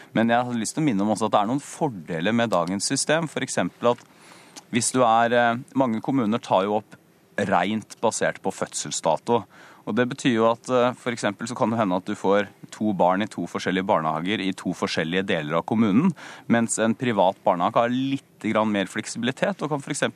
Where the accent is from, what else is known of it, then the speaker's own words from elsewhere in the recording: Porsgrunn, Telemark, Norway; en sykehusbarnehage f.eks., som jeg gikk hjemme i Porsgrunn